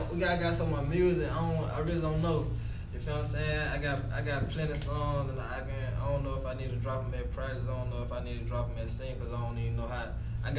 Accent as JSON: {"language": "English", "region": "Alabama", "country": "United States", "said": "I'm from Alabama."}